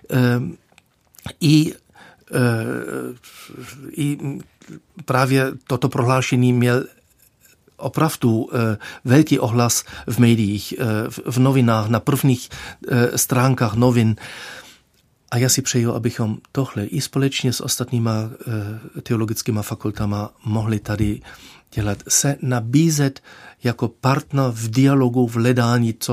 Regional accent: Germany; Czech is a second language; já jsem se učil opravdu, jak jsem říkal, když mi bylo 37, jsem začal se učit češtinu

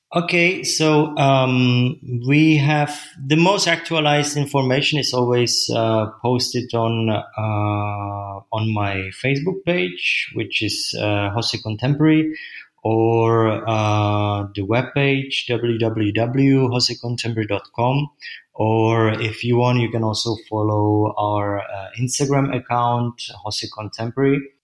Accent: Czechia; moved away as an adult; now in Berlin, Germany; I'm from Czech Republic

